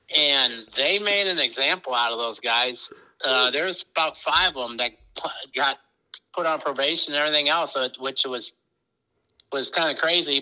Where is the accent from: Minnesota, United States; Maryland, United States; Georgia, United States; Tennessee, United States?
Minnesota, United States; grew up in Minnesota, small town, thousand people